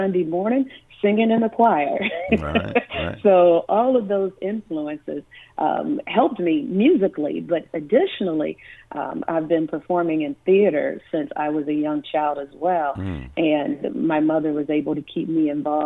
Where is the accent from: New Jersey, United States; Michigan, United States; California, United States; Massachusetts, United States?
Michigan, United States; Detroit; moved away as an adult; now in Phoenix, United States; a regular old girl growing up in Detroit who has been here in the Valley for 11 years